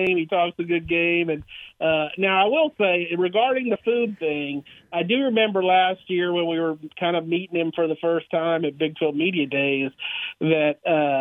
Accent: Brenham, Texas, United States; growing up in Brenham, you know, I mean, I was just down the road.

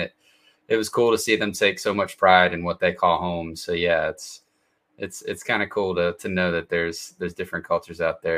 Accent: Atlanta, Georgia, United States; But yeah, I grew up in Atlanta, and it's definitely diverse in Atlanta. And I think that was one thing I appreciated about growing up in a bigger city.

